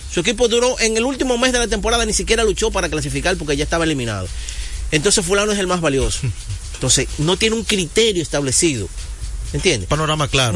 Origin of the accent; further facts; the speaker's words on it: Dominican Republic; yo soy dominicano